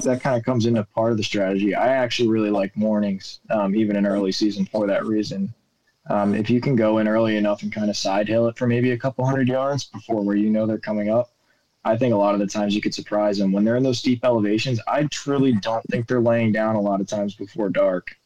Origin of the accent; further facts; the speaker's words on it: New York, United States; the way I was brought up gun hunting in New York